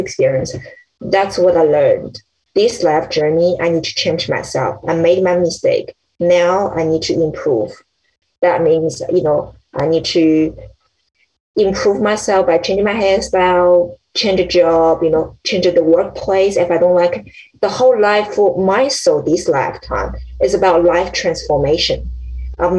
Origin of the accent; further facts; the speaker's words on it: China; I was born in China